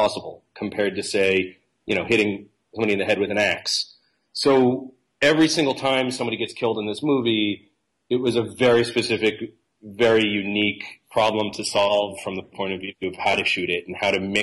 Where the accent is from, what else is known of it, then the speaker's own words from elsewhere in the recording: East Coast of the United States, United States; moved away as an adult; now in California, United States; from the East Coast of the United States.